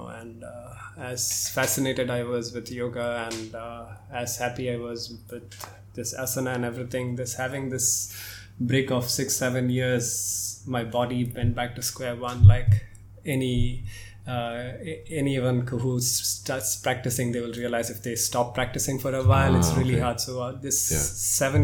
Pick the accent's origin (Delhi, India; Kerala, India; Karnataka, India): Karnataka, India; Bangalore; that's where I was born and brought up in Bangalore